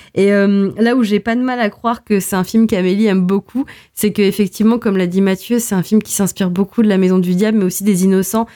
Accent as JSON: {"language": "French", "country": "Portugal", "said": "en tant que portugaise"}